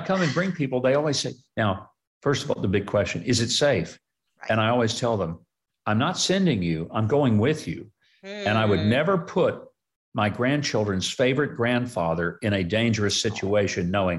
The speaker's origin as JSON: {"language": "English", "country": "United States", "said": "for me as an American"}